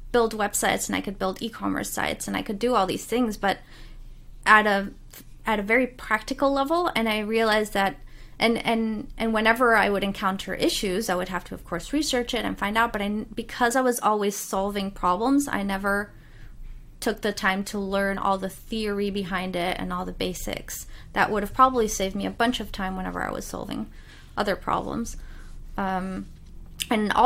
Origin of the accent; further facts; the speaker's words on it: Cologne, North Rhine-Westphalia, Germany; moved away; I had already been very isolated growing up in Cologne